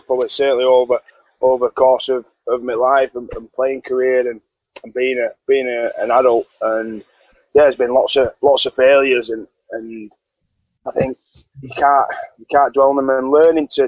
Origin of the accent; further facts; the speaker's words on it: Yorkshire and the Humber, United Kingdom; now in South of England; I'm a Yorkshireman